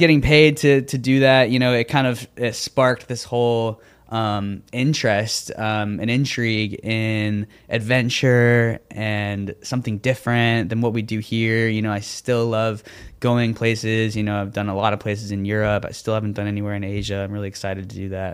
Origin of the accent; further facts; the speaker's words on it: Florida, United States; I grew up doing theater in Florida